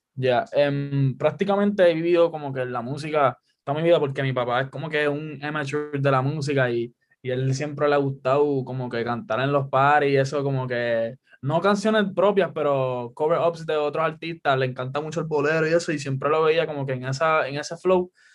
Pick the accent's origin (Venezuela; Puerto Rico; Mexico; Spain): Puerto Rico; Guaynabo; also born or lived in Caguas; yo digo que soy de Cagua porque estoy bien pegado, pero en realidad es Guaynabo